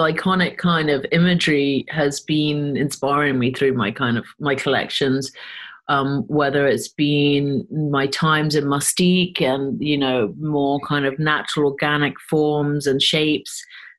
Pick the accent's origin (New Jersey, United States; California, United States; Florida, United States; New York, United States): New York, United States; I think obviously I did come from that pop culture with Andy Warhol and growing up in New York and those halcyon days of the 70s